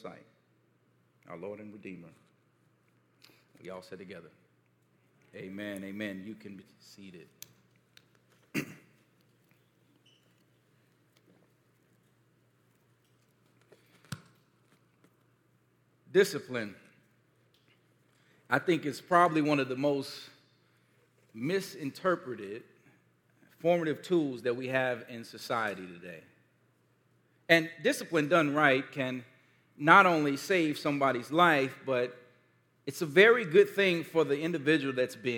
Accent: Gary, Indiana, United States; one of the most formative moments of my childhood when I was growing up in Gary, Indiana

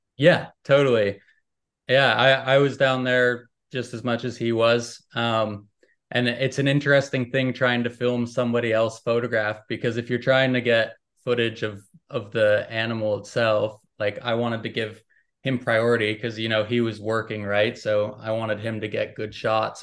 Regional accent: United States; I'm American

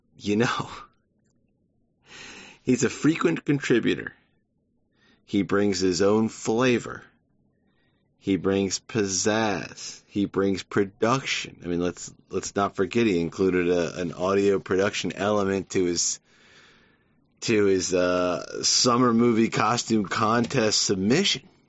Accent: United States; as an American

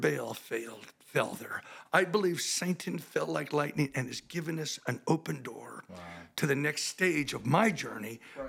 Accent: Midwest, United States; I'm from the Midwest.

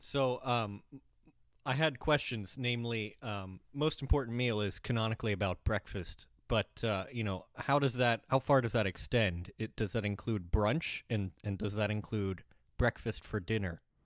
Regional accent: Cincinnati, Ohio, United States; I'm from Ohio

